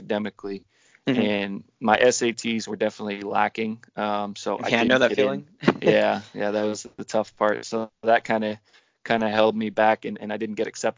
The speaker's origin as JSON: {"language": "English", "town": "Woburn", "region": "Massachusetts", "country": "United States", "tie": "born or raised there", "said": "my hometown, or my home city, Woburn"}